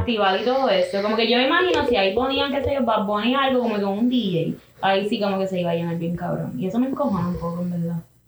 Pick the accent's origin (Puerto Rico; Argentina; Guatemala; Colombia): Puerto Rico; Carolina; Soy de Carolina